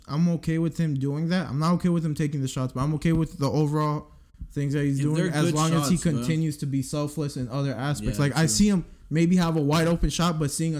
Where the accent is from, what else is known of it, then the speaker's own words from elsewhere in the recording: Texas, United States; I'm a Texan